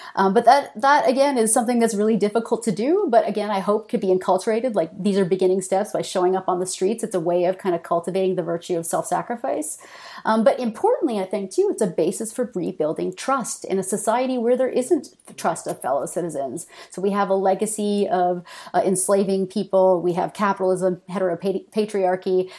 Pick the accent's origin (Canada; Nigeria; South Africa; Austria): Canada; moved away as an adult; also born or lived in Michigan, United States; I'm Canadian, and I should say I only moved back to Canada after being in Michigan for a few years